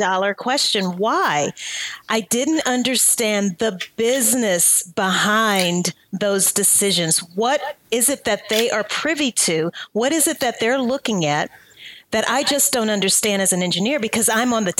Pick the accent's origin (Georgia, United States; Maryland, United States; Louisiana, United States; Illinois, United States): Louisiana, United States; moved away as an adult; also born or lived in New Orleans, Louisiana; I'm from Louisiana